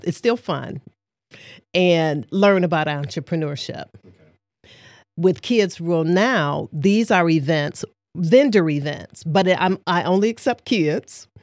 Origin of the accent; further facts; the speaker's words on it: Detroit, Michigan, United States; moved away as an adult; now in Saginaw, United States; I am from Detroit, Michigan, born and raised there before relocating to Saginaw, Michigan, approximately 21 years ago